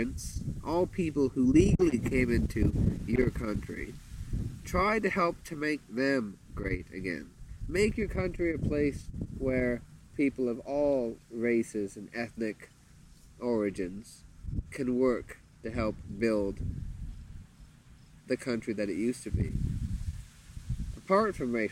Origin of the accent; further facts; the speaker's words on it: Canada; first language English; now in Thailand; I'm a Canadian